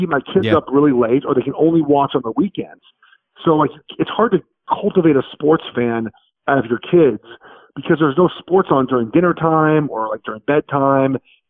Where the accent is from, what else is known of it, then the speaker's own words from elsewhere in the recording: Los Angeles, California, United States; moved away as an adult; So, like, growing up as a kid, I grew up in Los Angeles.